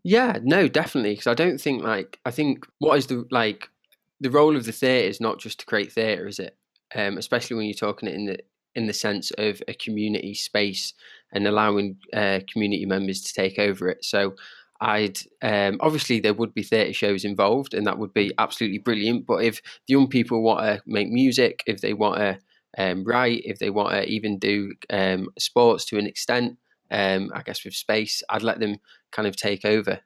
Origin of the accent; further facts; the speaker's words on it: Derby, East Midlands, United Kingdom; I'm from Derby